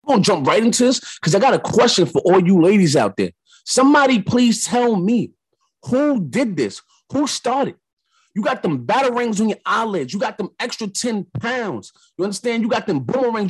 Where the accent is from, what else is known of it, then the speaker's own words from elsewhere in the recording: New York, United States; I'm from New York